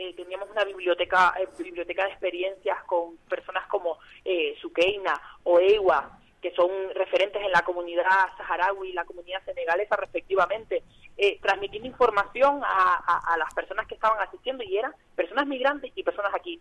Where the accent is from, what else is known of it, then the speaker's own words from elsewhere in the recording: Tenerife, Canary Islands, Spain; ese carácter migrante que tiene, que tenemos como tinerfeños y tinerfeñas.